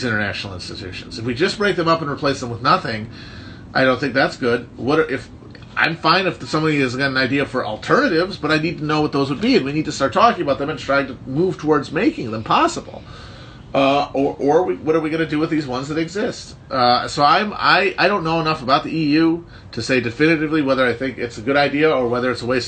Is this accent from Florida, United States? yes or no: no; Midwest, Wisconsin, United States; as a Balkan Midwesterner